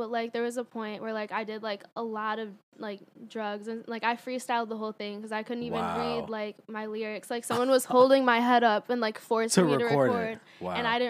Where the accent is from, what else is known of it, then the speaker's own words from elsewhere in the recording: Livonia, Michigan, United States; moved away as an adult; now in Los Angeles, United States; If I'm back at my hometown, Michigan, I can go to a bar.